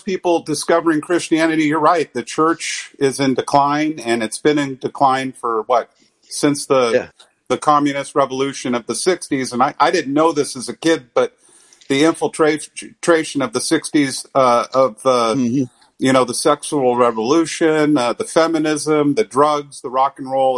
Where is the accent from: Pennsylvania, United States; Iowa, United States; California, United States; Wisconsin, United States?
California, United States; San Francisco; I grew up around San Francisco